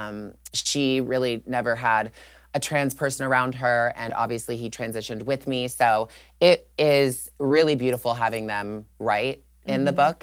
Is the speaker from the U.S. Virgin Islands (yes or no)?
no; Toronto, Ontario, Canada; I grew up in Toronto, Canada